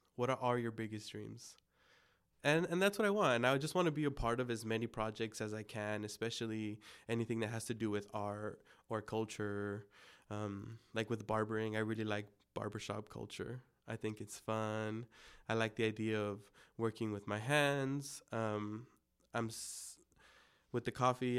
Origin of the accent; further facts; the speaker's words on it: El Monte, California, United States; first language Spanish; English is a second language; also born or lived in Pomona / Baldwin Park / Covina; growing up, yes, in El Monte, I grew up in El Monte, Pomona, Baldwin Park, and then ended up in Covina for a bit.